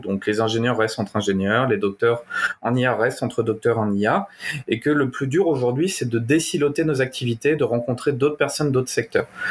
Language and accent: French; Normandy, France; also born or lived in Canada / Belgium; je suis normand, je suis dans un petit village de 300 habitants